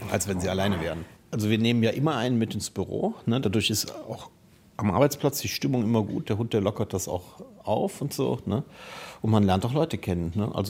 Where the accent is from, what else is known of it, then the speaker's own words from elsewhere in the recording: Düsseldorf, North Rhine-Westphalia, Germany; born there; Naja, ich komme ja eigentlich gebürtig aus dem Rheinland, aus Düsseldorf.